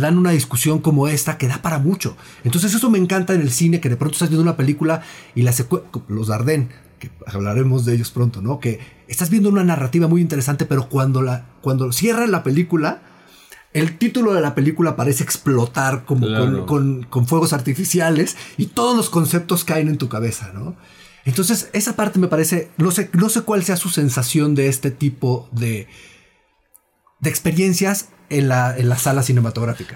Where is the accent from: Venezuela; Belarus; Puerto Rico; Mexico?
Mexico; nosotros como, como mexicanos